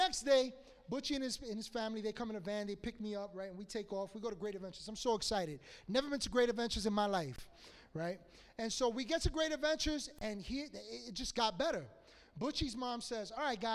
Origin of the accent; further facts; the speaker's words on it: New York City, New York, United States; I grew up in Washington Heights